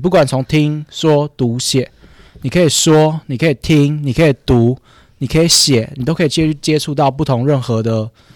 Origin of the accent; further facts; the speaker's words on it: Taipei, Taiwan; 我自己原本的长大的地方是天母